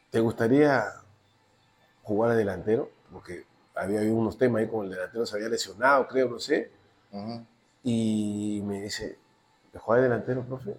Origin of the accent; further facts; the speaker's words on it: Chincha Alta, Ica, Peru; yo vengo de Chincha